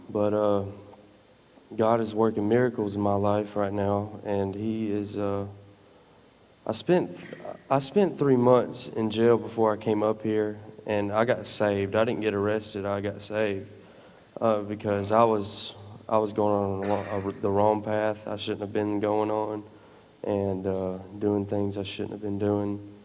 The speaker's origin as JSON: {"language": "English", "town": "Dothan", "region": "Alabama", "country": "United States", "said": "I'm from Dothan."}